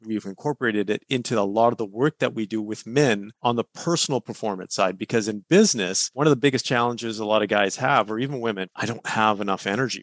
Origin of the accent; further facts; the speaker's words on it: Kelowna, British Columbia, Canada; where i grew up in Kelowna, british columbia but i grew up on an orchard